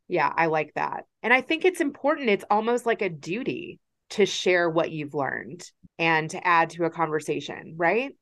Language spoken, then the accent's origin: English; Kentucky, United States; my experience of growing up in Kentucky